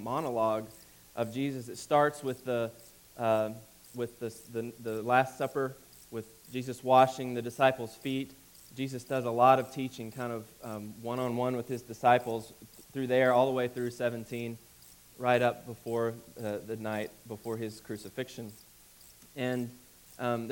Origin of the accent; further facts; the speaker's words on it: Alabama, United States; moved away; I grew up in Alabama